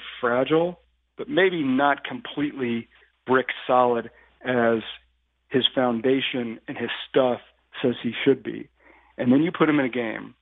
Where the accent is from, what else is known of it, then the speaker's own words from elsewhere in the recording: Indianapolis, Indiana, United States; I grew up in Indianapolis.